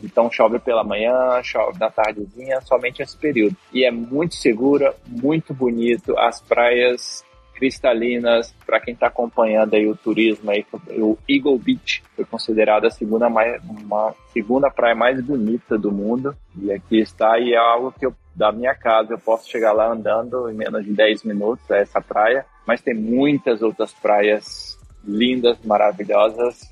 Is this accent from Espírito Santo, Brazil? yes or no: yes; São Mateus, Espírito Santo, Brazil; moved away as an adult; now in Oranjestad, Aruba; Eu sou capixaba, Espírito Santo, Uh, morava em São Mateus, onde meus pais atualmente moram.